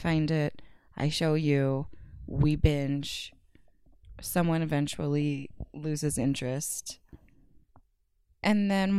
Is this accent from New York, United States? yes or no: no; California, United States; moved away; I'm from California